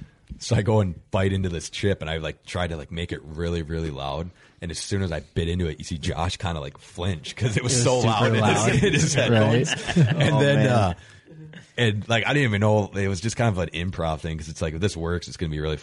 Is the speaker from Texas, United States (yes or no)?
no; Wisconsin, United States; growing up in Wisconsin, like, all I've ever known is whitetails.